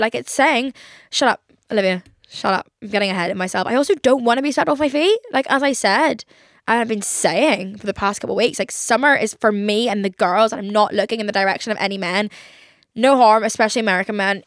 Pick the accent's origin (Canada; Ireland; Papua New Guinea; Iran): Ireland; I am an Irish girl